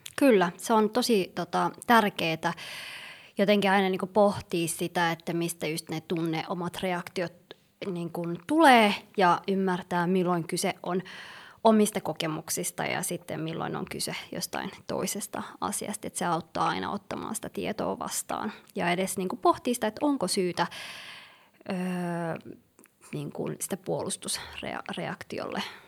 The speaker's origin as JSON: {"language": "Finnish", "town": "Helsinki", "region": "Uusimaa", "country": "Finland", "tie": "born or raised there", "also_born_or_lived": "Somalia / Yemen"}